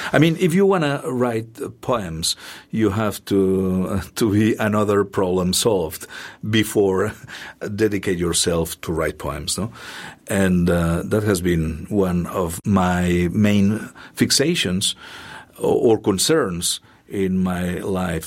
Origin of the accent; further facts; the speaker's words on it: Catalonia, Spain; English is a second language; moved away as an adult; also born or lived in Barcelona; now in Columbia, Missouri, United States; my hometown radio station